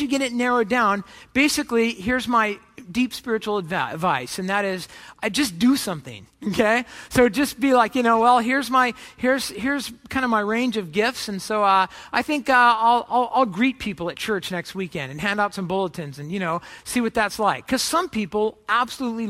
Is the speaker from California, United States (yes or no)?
yes; Orange County, California, United States; I grew up in Orange County, California